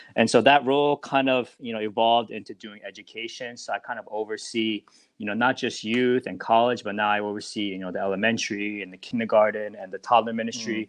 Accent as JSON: {"language": "English", "region": "New Jersey", "country": "United States", "said": "I'm actually from New Jersey"}